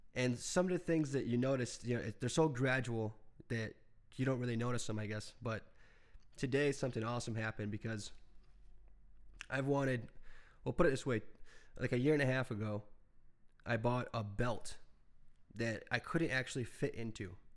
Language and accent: English; United States; as an American